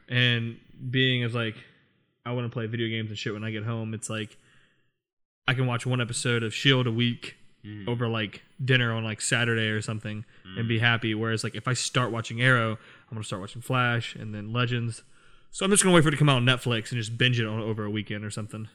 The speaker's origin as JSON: {"language": "English", "region": "Virginia", "country": "United States", "tie": "born or raised there", "said": "I have a bunch of friends from here, from my hometown in Virginia"}